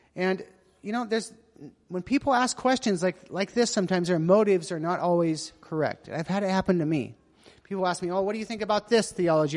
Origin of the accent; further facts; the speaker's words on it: United States; moved away; I'm American